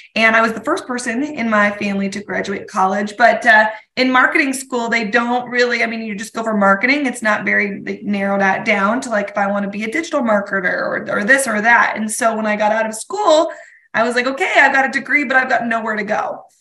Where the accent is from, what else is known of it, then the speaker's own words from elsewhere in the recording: Colorado, United States; moved away as an adult; also born or lived in Durango, Colorado; now in Spokane, United States; Colorado, my hometown